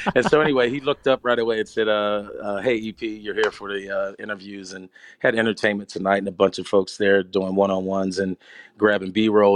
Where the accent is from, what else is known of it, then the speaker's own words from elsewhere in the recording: Pittsburgh, Pennsylvania, United States; moved away as an adult; I grew up in Pittsburgh in the seventies